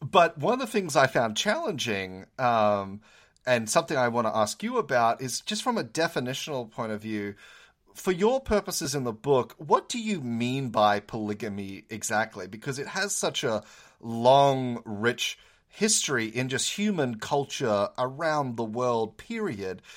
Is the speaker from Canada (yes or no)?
no; Australia; now in United States; as an Australian, I was so used to calling people doctor, um, be, coming from the Commonwealth, but then I moved to America